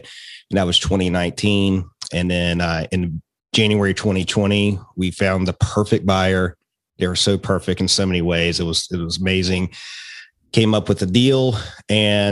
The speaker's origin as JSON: {"language": "English", "town": "Roanoke", "region": "Virginia", "country": "United States", "tie": "born or raised there", "also_born_or_lived": "Richmond, Virginia", "accent": "Appalachian twang", "said": "moved back to my hometown in Roanoke, where I'm at now"}